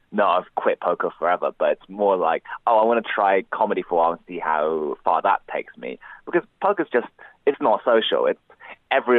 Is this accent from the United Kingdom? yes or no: yes; United Kingdom; being British-born Chinese